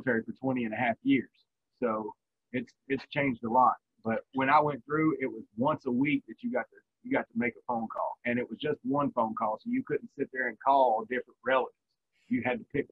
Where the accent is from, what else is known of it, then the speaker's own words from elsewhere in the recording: Virginia, United States; moved away as an adult; also born or lived in Korea; I grew up in Virginia